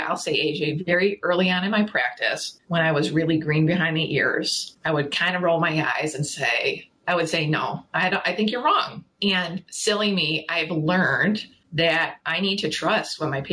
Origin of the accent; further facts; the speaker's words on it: Chicago, Illinois, United States; moved away as an adult; now in Ottawa, Canada; I'm actually originally from Chicago, but I've been living now here in Canada, in Ottawa, for 20 years